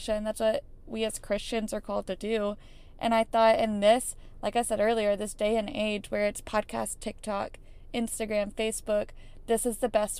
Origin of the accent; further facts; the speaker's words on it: Florida, United States; I grew up in Florida with amazing family and amazing parents